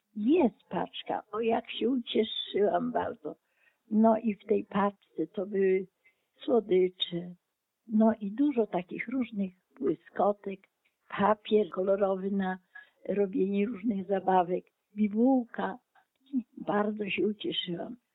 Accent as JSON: {"language": "Polish", "country": "Ukraine", "tie": "born or raised there", "moved": "yes", "lives_now": "Oleśnica, Poland", "said": "Ja pochodzę z terenów wschodnich, obecnie Ukraina."}